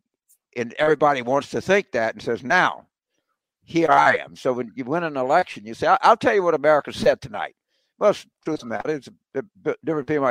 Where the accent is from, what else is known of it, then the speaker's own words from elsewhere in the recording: Carville, Louisiana, United States; also born or lived in Fort Benning, Georgia; I was born in Fort Benning because my daddy was in the Army at the time, but my granddad came, picked my mother and I up after I was like 4 days old and took me back to Louisiana